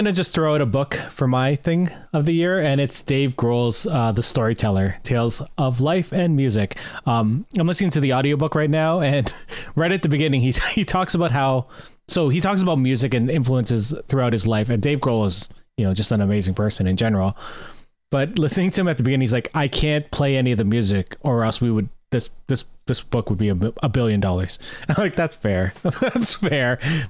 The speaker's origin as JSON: {"language": "English", "town": "St. Catharines", "region": "Ontario", "country": "Canada", "tie": "born or raised there", "said": "I grew up in St. Catharines, so I was friends with all of the people of the scene there."}